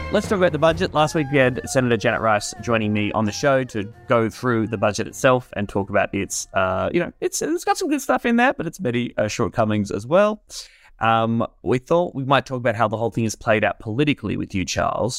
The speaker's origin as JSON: {"language": "English", "town": "Warrnambool", "region": "Victoria", "country": "Australia", "tie": "born or raised there", "moved": "yes", "said": "Peter Reed from my hometown in Warrnambool"}